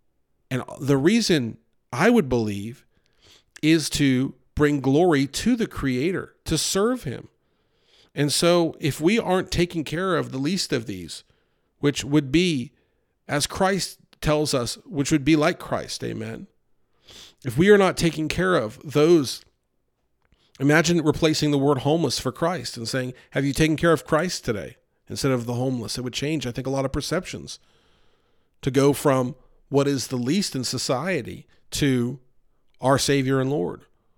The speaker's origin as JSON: {"language": "English", "region": "New York", "country": "United States", "tie": "born or raised there", "said": "Growing up outside of New York City, I saw a lot of homelessness and poverty."}